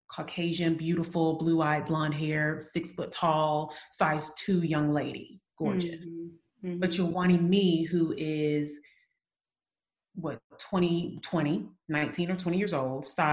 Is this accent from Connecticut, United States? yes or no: no; Eufaula, Alabama, United States; also born or lived in Birmingham, Alabama; I'm from Alabama, but not Birmingham. Yeah, another town called Eufaula, very small town